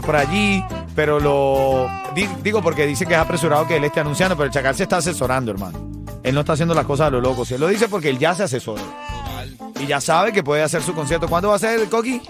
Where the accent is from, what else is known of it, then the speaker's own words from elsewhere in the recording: Venezuela; moved away; como venezolano